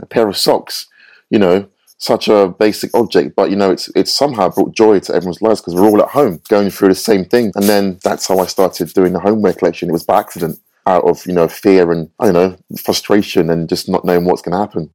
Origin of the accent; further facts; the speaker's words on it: London, United Kingdom; I had growing up in North London, where I grew up